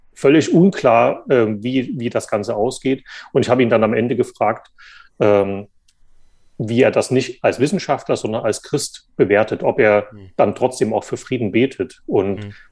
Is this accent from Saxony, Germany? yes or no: yes; Saxony, Germany; moved away as an adult; also born or lived in Jena; now in Frankfurt, Germany; Ich bin da noch in der DDR geboren und bin dann in Sachsen aufgewachsen